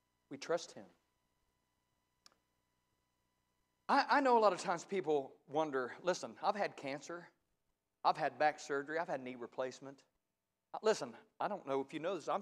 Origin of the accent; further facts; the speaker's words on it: Ohio, United States; I was raised in Ohio. I'm a Buckeye